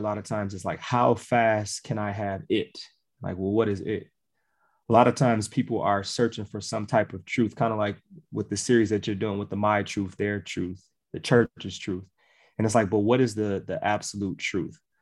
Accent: Milwaukee, Wisconsin, United States; Milwaukee, Wisconsin

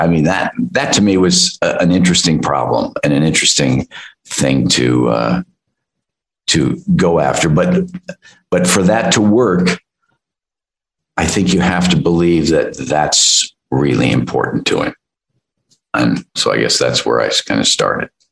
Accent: Midwest, United States; I come from the Midwest

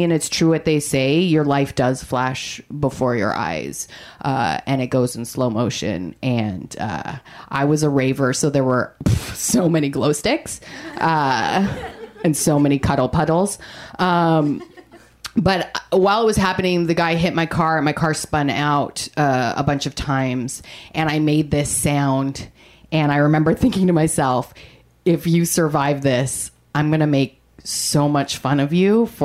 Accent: Canada; I am Canadian

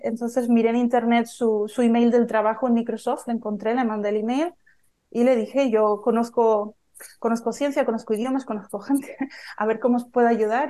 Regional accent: Tenerife, Canary Islands, Spain; moved away; yo soy española de Tenerife

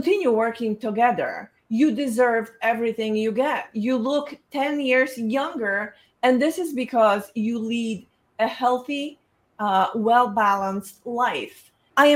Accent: Poland; moved away; I was born in Poland

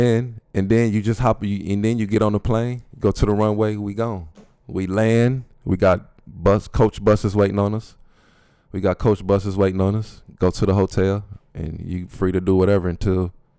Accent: Flint, Michigan, United States; Yeah, it's in Flint.

